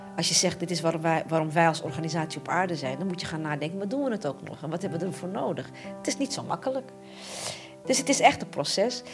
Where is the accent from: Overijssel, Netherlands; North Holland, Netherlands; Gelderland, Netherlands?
North Holland, Netherlands; Amsterdam; ik ben Amsterdamse en ik ben van Ajax